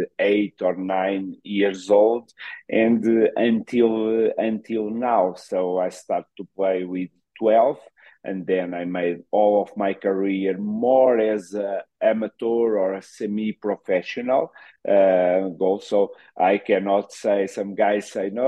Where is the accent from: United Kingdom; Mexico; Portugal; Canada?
Portugal; Queluz, Lisbon; English is a second language; moved away as an adult; now in Ecuador; I'm from Queluz. It's a city close to Sintra in Lisbon.